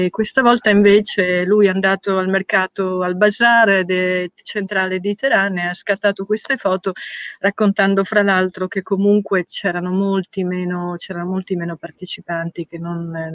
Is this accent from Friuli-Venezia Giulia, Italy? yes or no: yes; Udine, Friuli-Venezia Giulia, Italy; moved away; also born or lived in Valcellina; Io sono nata a Udine, ma mm, la mia famiglia ha una casa in montagna in Valcellina e, mm, ed è un luogo simpatico in cui tornare.